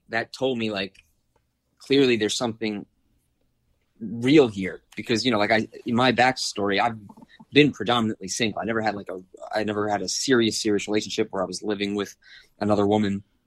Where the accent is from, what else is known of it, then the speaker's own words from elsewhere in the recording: East Coast, United States; now in Los Angeles, United States; we're both from the East Coast, living on the West Coast together.